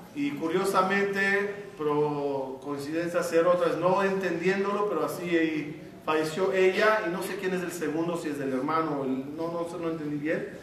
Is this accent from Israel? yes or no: yes; Ashdod, Southern District, Israel; Yo cuando nací en Ashdod, mi, mi casa, el edificio, era el último en Ashdod